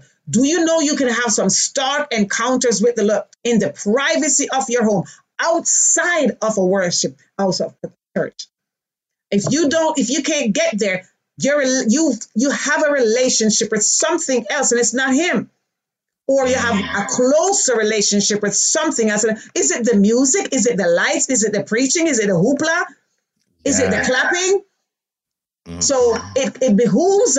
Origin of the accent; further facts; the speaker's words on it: Jamaica; moved away; Born in Jamaica.